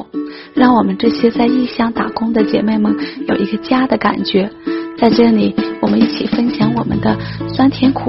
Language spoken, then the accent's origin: Chinese; Gansu, China; moved away as an adult; now in Shenzhen, China; 我是甘肃人，来深圳已经有十三年了。